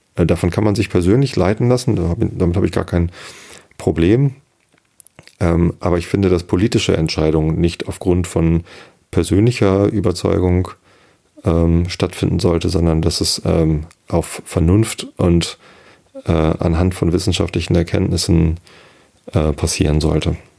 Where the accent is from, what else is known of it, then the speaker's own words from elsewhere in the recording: Germany; sollten wir stolz sein als Deutsche